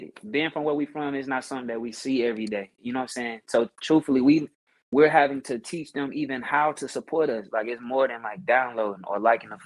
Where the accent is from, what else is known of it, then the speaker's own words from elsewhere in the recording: Mississippi, United States; growing up in Mississippi, grew up in the church singing